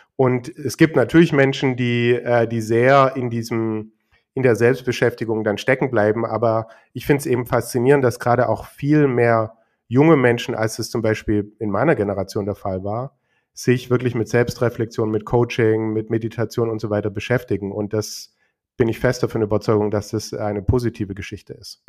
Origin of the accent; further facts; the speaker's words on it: Germany; bei uns in Deutschland